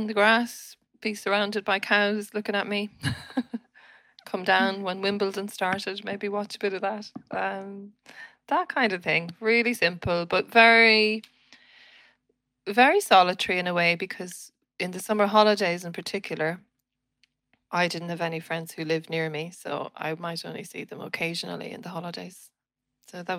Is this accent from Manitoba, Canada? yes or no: yes; Winnipeg, Manitoba, Canada; moved away; I was born in Canada, in the city of Winnipeg